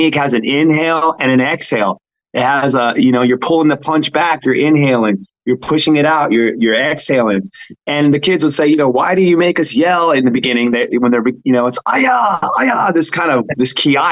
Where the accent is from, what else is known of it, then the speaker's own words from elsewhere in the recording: Hawaii, United States; I grew up in Hawaii